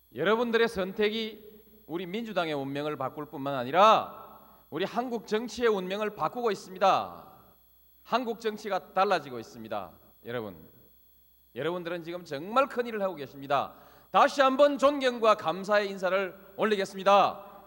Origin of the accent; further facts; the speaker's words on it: Yeongnam, South Korea; 제 고향 영남을 지켰습니다